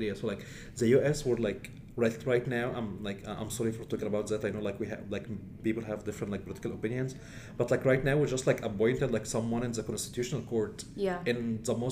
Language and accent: English; Egypt; moved away as an adult; I come from Egypt, so like we have long history